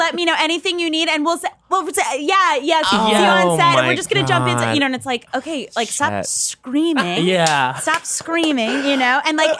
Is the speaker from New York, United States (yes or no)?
yes; St. James, New York, United States; St. James.